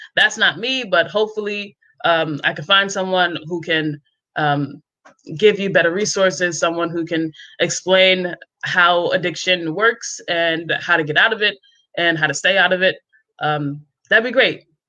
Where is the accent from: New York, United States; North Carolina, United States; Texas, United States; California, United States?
New York, United States; also born or lived in Cape Cod, Massachusetts; now in Columbus, Georgia, United States; I'm from New York, but I lived on Cape Cod for many years, and I'm now in Columbus, Georgia